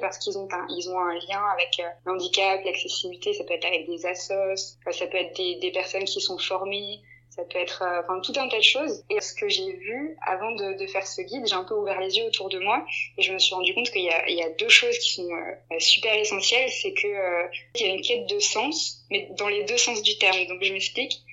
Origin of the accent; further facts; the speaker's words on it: Strasbourg, Grand Est, France; moved away as an adult; also born or lived in Hamburg; now in Lyon, France; je suis de Strasbourg à la base